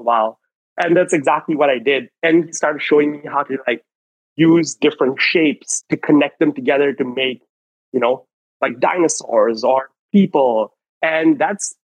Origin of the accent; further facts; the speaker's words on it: Kuala Lumpur, Malaysia; moved away as an adult; now in Melbourne, Australia; I was born in Kuala Lumpur, Malaysia, and I lived there for pretty much most of my life up until about 3.5 years ago when I moved to Melbourne, Australia